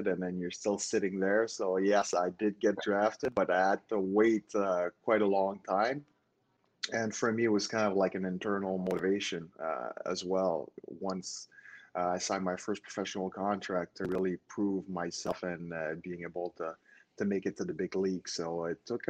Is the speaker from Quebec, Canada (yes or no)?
yes; Montreal, Quebec, Canada; moved away; was born and raised in Montreal, Canada